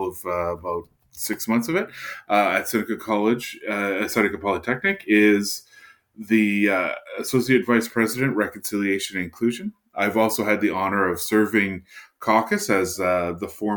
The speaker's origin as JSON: {"language": "English", "area": "Henvey Inlet First Nation", "region": "Ontario", "country": "Canada", "said": "I'm a member of Henvey Inlet First Nation here in Ontario"}